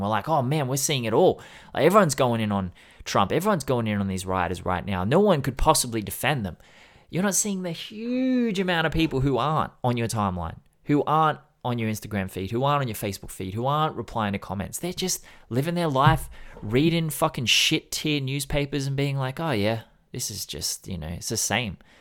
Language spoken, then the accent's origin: English; Sydney, New South Wales, Australia; I grew up in Sydney